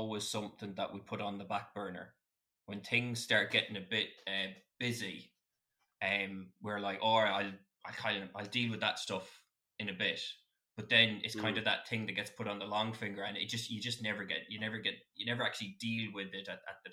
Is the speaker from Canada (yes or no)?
no; Westport, Connacht, Ireland; I'm from Westport, so I'd see Kirkpatrick